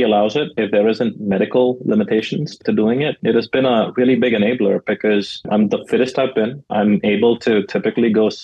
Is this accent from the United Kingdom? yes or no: no; India; moved away as an adult; now in United States; growing up in India